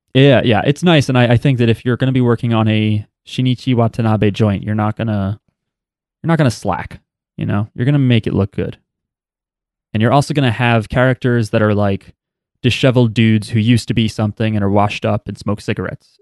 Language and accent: English; New Jersey, United States; we're from New Jersey.